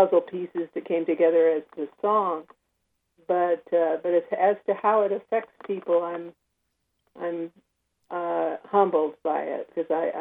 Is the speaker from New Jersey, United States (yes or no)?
no; Orange County, California, United States; Pat Paulson is from my hometown